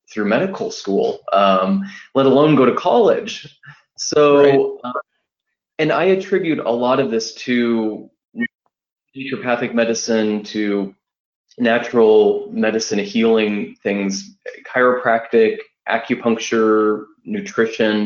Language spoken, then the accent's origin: English; Wichita, Kansas, United States; I'm from Wichita, Kansas